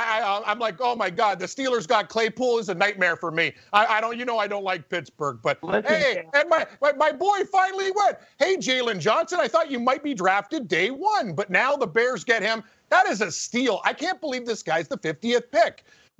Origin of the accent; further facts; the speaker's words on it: Ontario, Canada; I'm from Ontario.